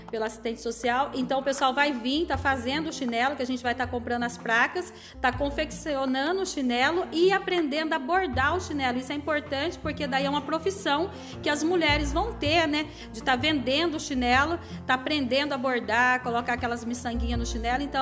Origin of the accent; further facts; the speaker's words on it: Santana do Itararé, São Paulo, Brazil; also born or lived in São José dos Campos; Sou natural de Santana do Itararé, morei 27 anos em São José dos Campos e dois anos e meio atuo aqui, estou morando na cidade